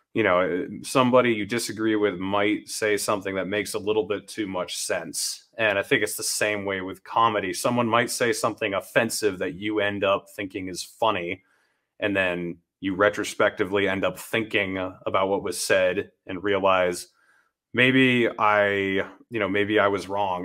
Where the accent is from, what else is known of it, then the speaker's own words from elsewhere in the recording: New Hampshire, United States; I grew up in New Hampshire